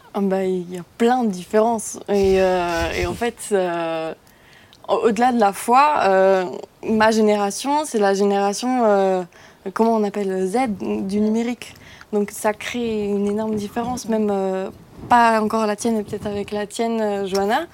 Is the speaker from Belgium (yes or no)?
no; near Mulhouse, Grand Est, France; je viens de côté de Mulhouse